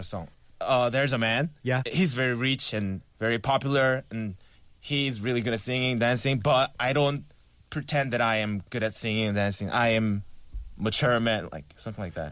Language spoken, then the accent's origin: English; South Korea; English is a second language; now in Seoul, South Korea; my hometown is really far from here, like very Shigor, and it's really hard to get there